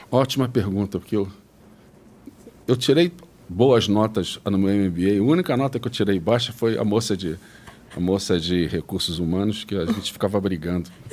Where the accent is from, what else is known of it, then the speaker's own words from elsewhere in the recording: Rio de Janeiro, Brazil; moved away as an adult; now in São Paulo, Brazil; Eu sou do Rio, fiz a PUC do Rio